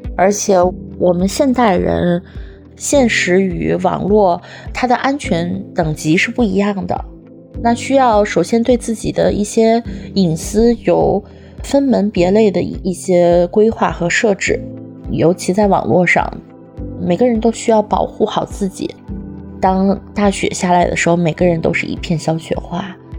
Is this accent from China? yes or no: yes; Sichuan, China; now in Beijing, China; 我是四川人，今年三十五岁，生活在北京。目前从事的职业是品牌营销